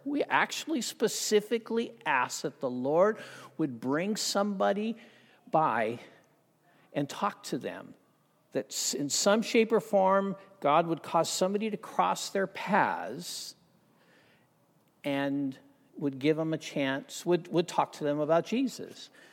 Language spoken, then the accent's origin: English; Southern California, United States; I grew up in Southern Cal